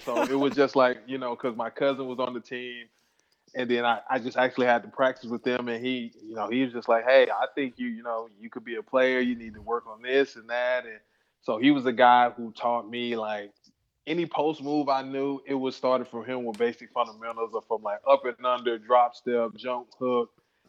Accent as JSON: {"language": "English", "town": "Gadsden", "region": "Alabama", "country": "United States", "also_born_or_lived": "Germany / Belgium / Iceland", "moved": "as an adult", "said": "I'm from Gadsden, Alabama. I'm 39 years old."}